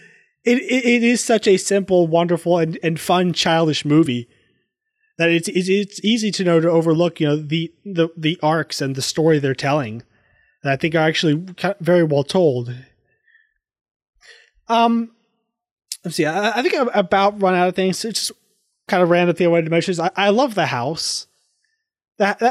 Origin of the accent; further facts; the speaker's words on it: the South, United States; growing up in the South